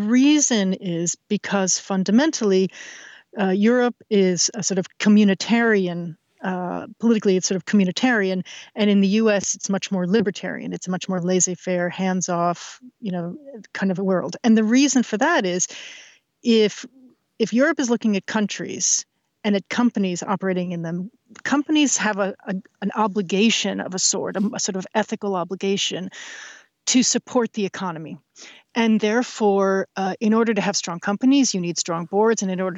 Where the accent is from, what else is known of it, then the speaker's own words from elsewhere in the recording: New York, United States; But listen, but I grew up in New York.